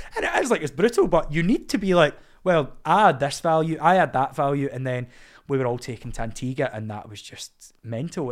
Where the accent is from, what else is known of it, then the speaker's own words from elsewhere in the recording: Scotland, United Kingdom; as a Scottish man